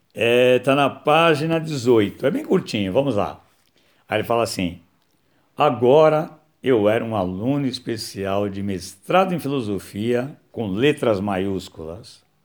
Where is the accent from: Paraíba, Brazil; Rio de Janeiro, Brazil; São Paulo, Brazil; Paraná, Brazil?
São Paulo, Brazil; Nasci em São Paulo, né, em 15 de fevereiro de 1960